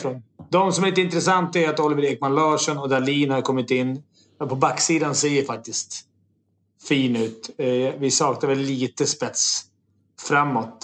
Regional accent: Sweden; vi svenskar

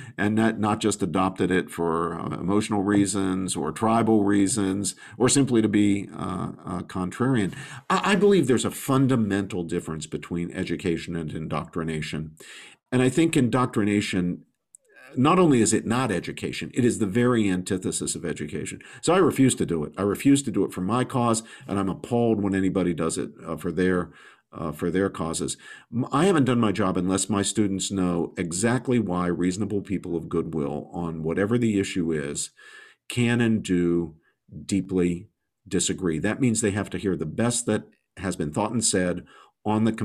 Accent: West Virginia, United States; I'm from West Virginia

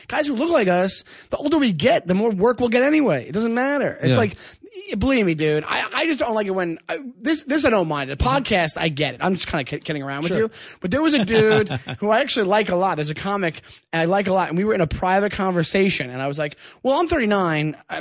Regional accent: Nassau County, Long Island, New York, United States; moved away as an adult; now in Queens, New York, United States; I'm from Long Island, and the first job I ever had was folding papers

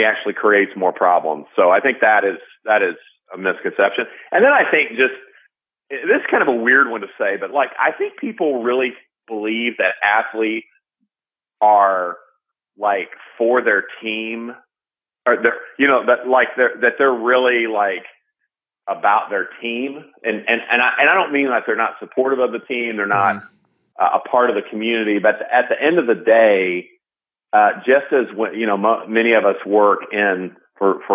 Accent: Illinois, United States; now in St. Louis, United States; I'm from Illinois, so half my family are Cubs fans

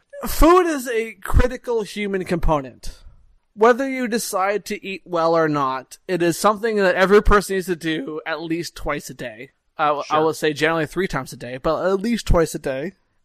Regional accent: Montreal, Quebec, Canada; I'm from Montreal, which is a city well known for its food, that loves its food and cares about food a lot.

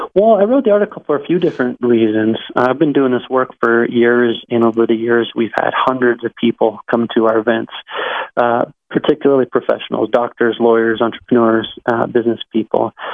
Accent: Colorado, United States; my hometown, Colorado

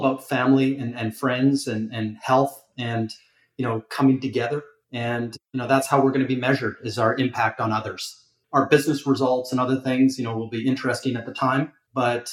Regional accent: Calgary, Alberta, Canada; moved away as an adult; also born or lived in Toronto, Canada; now in Miami, United States; I grew up in Calgary

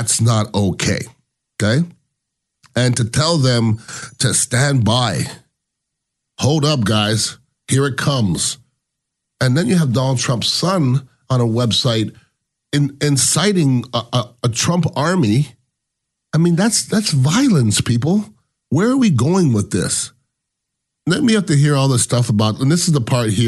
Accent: United States; I am American

